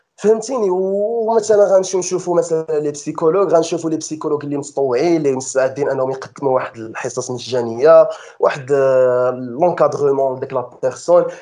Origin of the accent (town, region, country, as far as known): Morocco